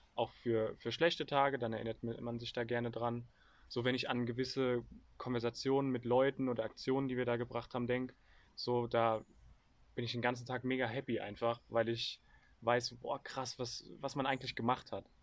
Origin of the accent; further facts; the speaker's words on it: Germany; als Deutsche